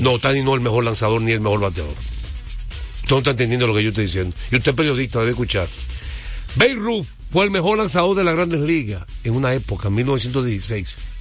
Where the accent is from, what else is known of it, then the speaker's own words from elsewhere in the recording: United States; now in Dominican Republic; era niño y me crié en Estados Unidos